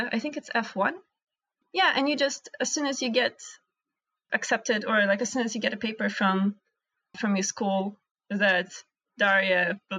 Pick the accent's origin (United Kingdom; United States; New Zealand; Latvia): Latvia; born there; English is a second language; since I was born in Latvia, I'm a citizen of a European Union, so I can study anywhere in Europe.